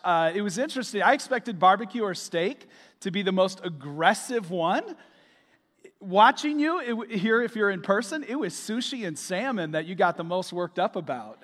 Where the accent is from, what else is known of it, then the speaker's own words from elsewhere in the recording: Michigan, United States; moved away as an adult; now in Florida, United States; We're from Michigan. Uh, we moved here in twenty twenty